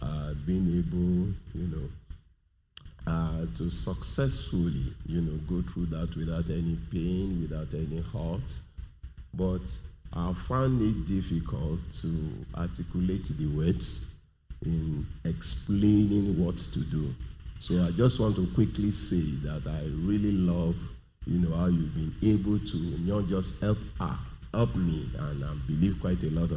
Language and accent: English; Nigeria; I'm from Nigeria, I'm in Nigeria